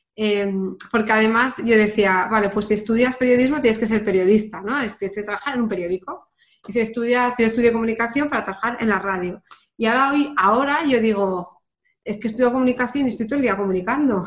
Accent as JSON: {"language": "Spanish", "town": "Pamplona", "region": "Navarre", "country": "Spain", "also_born_or_lived": "London", "moved": "as an adult", "said": "yo que soy de Pamplona"}